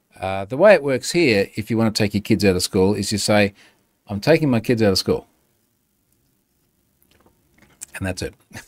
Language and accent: English; Australia; So as my Aussie tourist ambassador responsibility. Yeah, come to Australia. It's awesome.